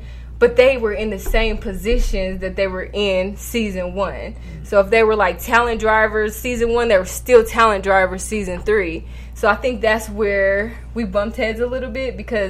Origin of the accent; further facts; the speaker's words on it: New York City, New York, United States; I'm from Park Hill